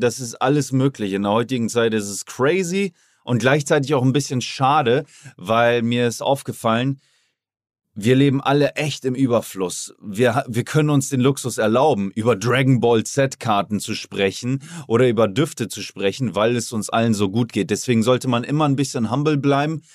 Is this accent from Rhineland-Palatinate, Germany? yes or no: no; Oldenburg, Lower Saxony, Germany; moved away as an adult; now in Miami, United States; Jetzt war ich auch in Oldenburg, meine Heimat, habe mir da ein Haus gekauft, finanziert